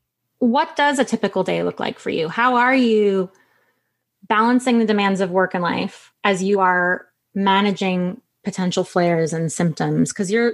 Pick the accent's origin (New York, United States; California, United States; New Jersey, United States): New York, United States; we're both from New York. We grew up in a culture where you get up and you go, go, go, go, go.